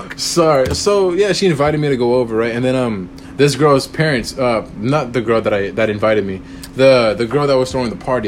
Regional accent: Corpus Christi, Texas, United States; I'm from Corpus Christi, Texas

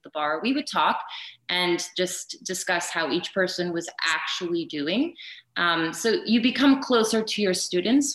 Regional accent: Prince Albert, Saskatchewan, Canada; now in Calgary, Canada; it was in my hometown. And so I got the part. I went back to Saskatchewan

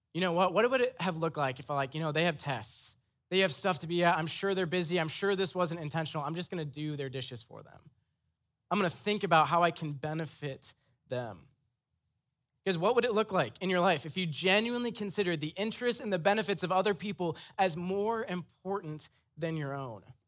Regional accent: Iowa, United States; I'm from Iowa. My parents are very white, very Christian, very conservative

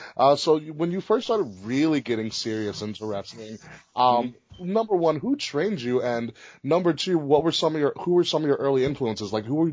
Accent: Hempstead, New York, United States; I don't live out there. I'm from Hempstead

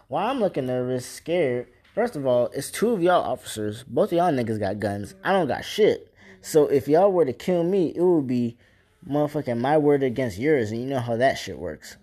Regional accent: Port St. Lucie, Florida, United States; I'm from Port St. Lucie, Florida

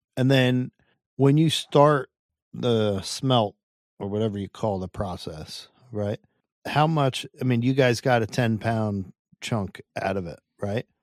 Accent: Hackettstown, New Jersey, United States; I'm from Northwest Jersey, farm country

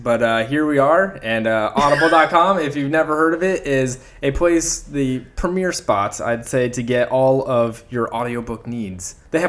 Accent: Canada; I'm a Canadian.

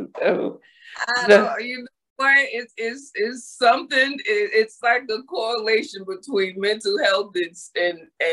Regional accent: New York City, New York, United States; also born or lived in Harlem, New York; I grew up in the Bronx

